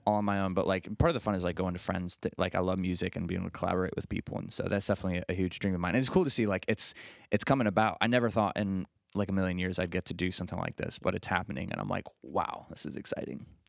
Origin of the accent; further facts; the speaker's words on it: Bath, Ohio, United States; I grew up in the Bath area. That's where my family's from.